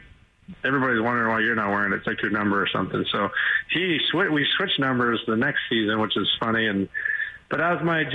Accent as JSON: {"language": "English", "town": "Sault Ste. Marie", "region": "Ontario", "country": "Canada", "tie": "born or raised there", "said": "I watched a lot of junior hockey in my hometown. And it was the Sault Ste. Marie Greyhounds."}